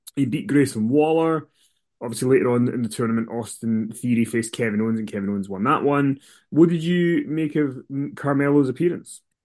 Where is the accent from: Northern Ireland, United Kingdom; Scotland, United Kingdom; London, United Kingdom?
Scotland, United Kingdom; we're Scottish.